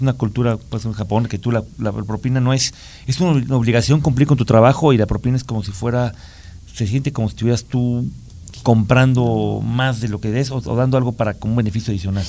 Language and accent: Spanish; Mexico; como mexicano